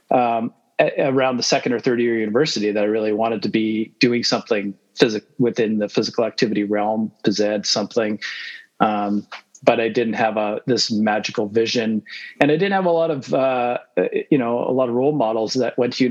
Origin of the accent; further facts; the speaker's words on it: Manitoba, Canada; moved away as an adult; also born or lived in United States / Winnipeg; now in Calgary, Canada; we moved to Canada when I was six.